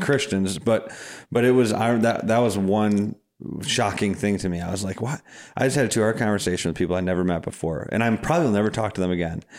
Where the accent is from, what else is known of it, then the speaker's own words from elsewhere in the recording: Madison, Wisconsin, United States; I'm from Madison